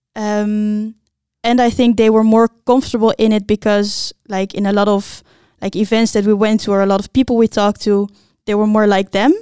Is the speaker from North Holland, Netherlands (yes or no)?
yes; Blaricum, North Holland, Netherlands; I grew up in Blaricum